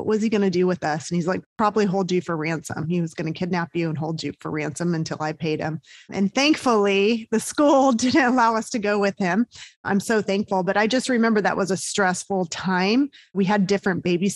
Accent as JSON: {"language": "English", "region": "Southern California", "country": "United States", "tie": "born or raised there", "also_born_or_lived": "Georgia", "moved": "as an adult", "said": "I grew up in Southern California"}